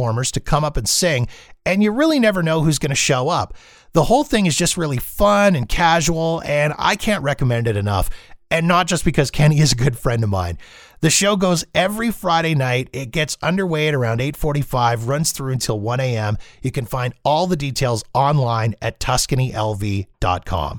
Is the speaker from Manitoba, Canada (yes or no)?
yes; Winnipeg, Manitoba, Canada; now in Calgary, Canada; We're both originally from Winnipeg, Manitoba, the home of the Jets